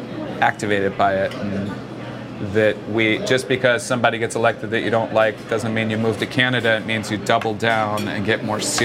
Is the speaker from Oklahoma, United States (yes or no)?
yes; Oklahoma, United States; moved away; also born or lived in Connecticut; You know, I moved to Connecticut from Oklahoma.